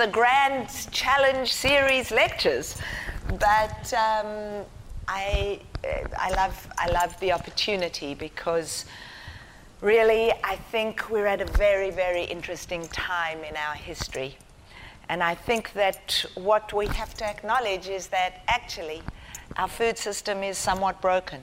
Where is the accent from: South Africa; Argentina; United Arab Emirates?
South Africa; also born or lived in Israel; now in Australia; I was white, growing up in apartheid South Africa